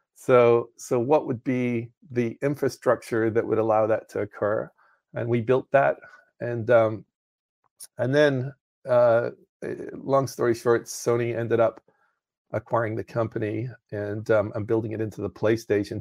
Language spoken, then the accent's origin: English; Northern Ireland, United Kingdom; moved away; I was in the United Kingdom, so I grew up in Northern Ireland.